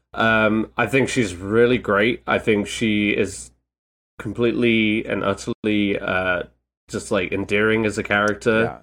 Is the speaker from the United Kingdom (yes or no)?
yes; United Kingdom; a British man